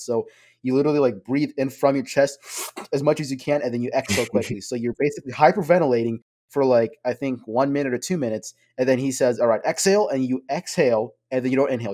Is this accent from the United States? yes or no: no; Bangladesh; from my background, I'm from Bangladesh.